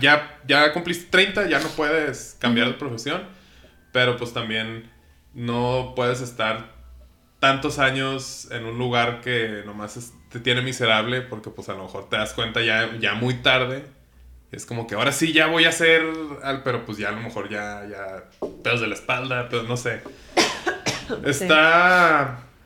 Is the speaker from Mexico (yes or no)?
yes; Ciudad Juárez, Chihuahua, Mexico; yo soy de Ciudad Juárez